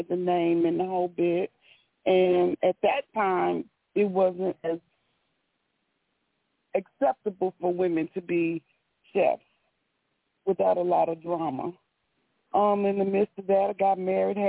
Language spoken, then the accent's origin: English; Chicago, Illinois, United States; moved away; I am originally from Chicago, moved back before the pandemic